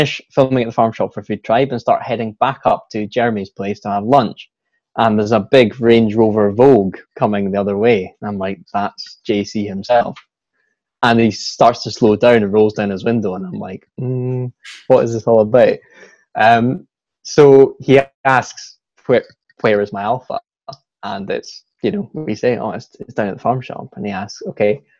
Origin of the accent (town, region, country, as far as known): Scotland, United Kingdom; accent: Scottish